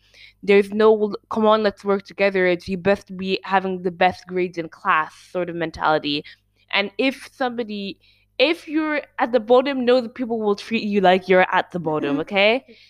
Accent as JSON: {"language": "English", "country": "Switzerland", "said": "we're Swiss"}